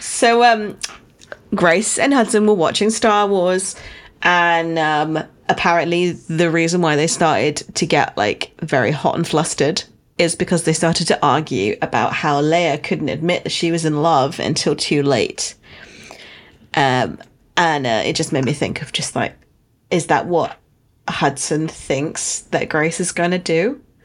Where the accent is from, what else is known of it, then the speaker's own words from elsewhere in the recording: United Kingdom; as a Brit